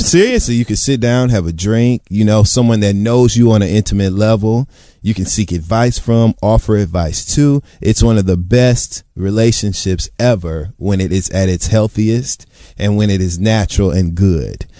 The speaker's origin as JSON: {"language": "English", "town": "Detroit", "region": "Michigan", "country": "United States", "said": "I am from Detroit"}